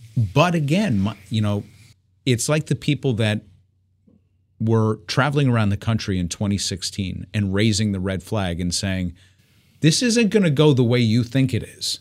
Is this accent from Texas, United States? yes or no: no; New York, United States; I'm growing up in New York